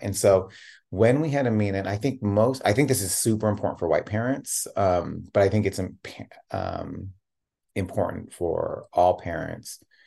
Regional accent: Tigard, Oregon, United States; also born or lived in Chicago, Illinois; I was born in Chicago. and moved out to Portland

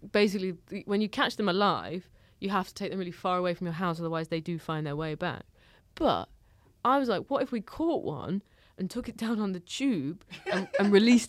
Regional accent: the Midlands, England, United Kingdom; now in London, United Kingdom; We're from the Midlands.

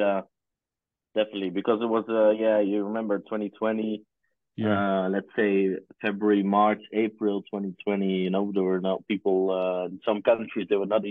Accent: near Groningen, Netherlands; I grew up in a small town near Groningen.

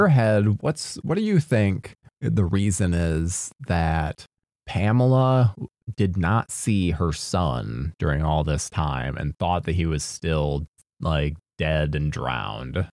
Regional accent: Midwest, United States; I grew up in the Midwest

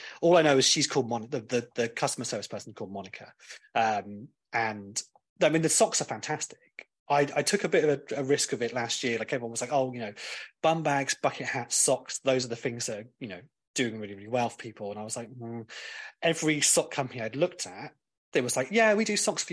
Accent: Cornwall, South West England, United Kingdom; I'm from Cornwall and we say bath

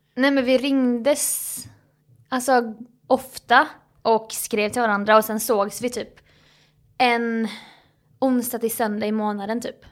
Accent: Småland, Sweden; now in Stockholm, Sweden; min småländska näsa

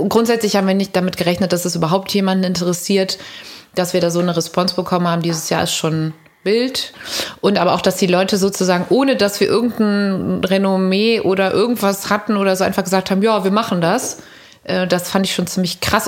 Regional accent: Cologne, North Rhine-Westphalia, Germany; wir sind dann immer von der Ursulinenschule am Dom, Mädchenschule, abgehauen aus dem Unterricht

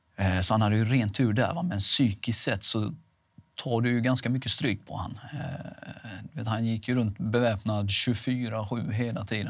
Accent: Veinge, Halland County, Sweden; also born or lived in Halmstad / Laholm; Veinge är ju där jag kommer ifrån

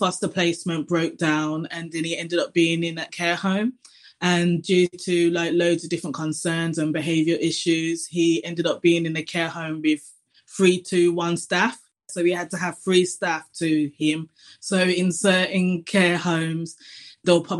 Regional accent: Birmingham, West Midlands, United Kingdom; from Birmingham.

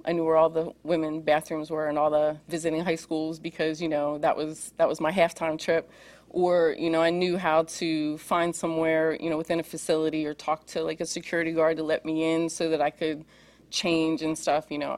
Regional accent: Pennsylvania, United States; I grew up in Pennsylvania

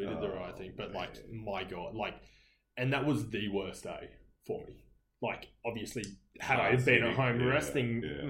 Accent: Gold Coast, Queensland, Australia; we're from the Gold Coast. We are but a small part of Australia.

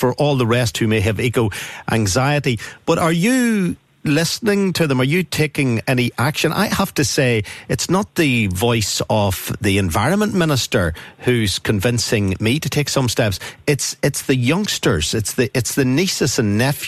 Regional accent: Northern Ireland, United Kingdom; growing up in Northern Ireland when I was a 16-year-old

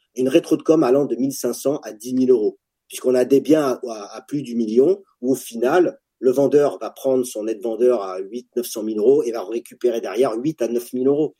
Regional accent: France; en tant que Français

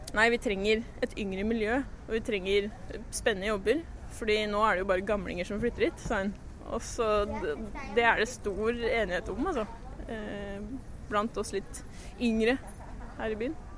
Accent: Lillehammer, Innlandet, Norway; moved away as an adult; also born or lived in Aarhus, Denmark; byen, hjembyen min

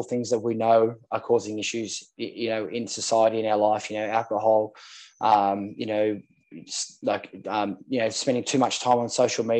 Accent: Sydney, New South Wales, Australia; I grew up in Manly, on Manly Beach here in Sydney.

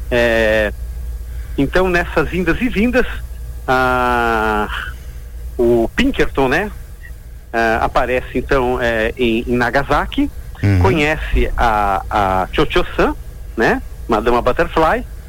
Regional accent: Joinville, Santa Catarina, Brazil; dois joinvilenses, uh, que somos, né, da Casa da Cultura

